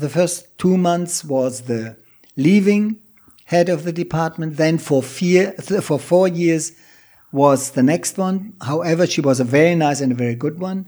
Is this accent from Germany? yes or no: yes; Germany; moved away; also born or lived in Thailand; my home country, Germany